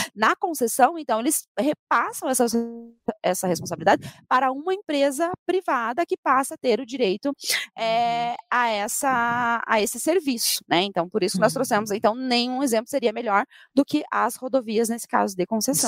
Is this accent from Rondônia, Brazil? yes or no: no; Paraná, Brazil; nossa próxima reivindicação como paranaenses